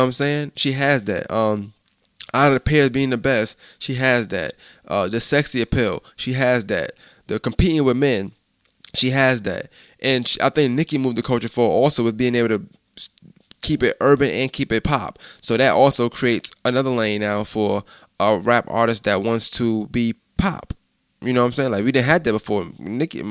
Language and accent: English; New York, United States; I'm from New York. I'm from up north